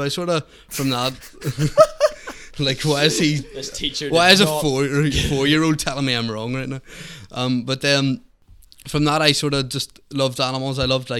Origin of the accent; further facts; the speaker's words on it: Belfast, Northern Ireland, United Kingdom; I grew up in East Belfast.